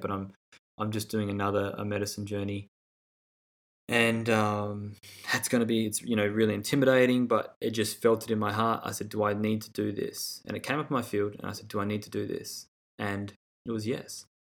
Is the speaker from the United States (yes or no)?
no; Australia; growing up in Australia